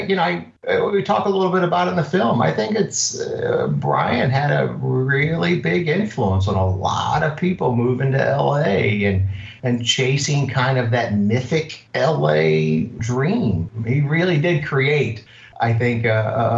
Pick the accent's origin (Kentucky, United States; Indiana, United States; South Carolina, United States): Kentucky, United States; Louisville; now in Redondo Beach, United States; I grew up in Kentucky, Louisville, Kentucky, which is, in the middle of nowhere.